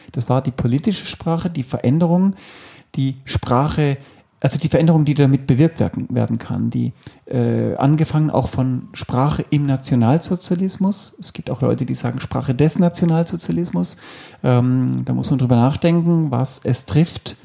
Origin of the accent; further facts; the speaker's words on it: Stuttgart, Baden-Württemberg, Germany; ich bin aufgewachsen tatsächlich in Stuttgart, so gesehen stimmt es mit dem Schwaben schon mal